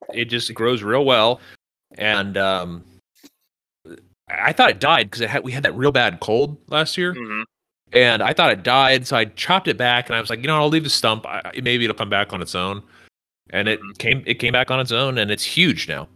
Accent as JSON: {"language": "English", "region": "Northern California", "country": "United States", "tie": "born or raised there", "moved": "yes", "lives_now": "Texas, United States", "said": "I grew up in Northern California"}